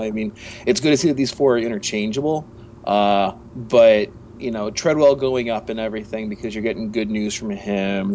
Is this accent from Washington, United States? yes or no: no; Michigan, United States; I'm I'm from Michigan